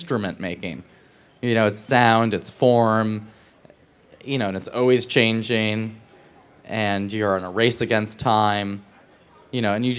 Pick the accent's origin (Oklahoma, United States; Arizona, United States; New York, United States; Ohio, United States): New York, United States; New York City; That's what I did as a teenager growing up in New York to understand, I didn't understand above 42nd Street.